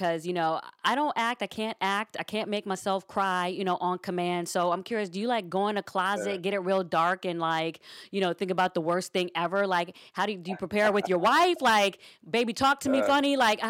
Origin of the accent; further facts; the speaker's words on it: Silver Spring, Maryland, United States; moved away as an adult; also born or lived in Chapel Hill, North Carolina; I'm from Silver Spring, Maryland, but I went to the Chapel Hill.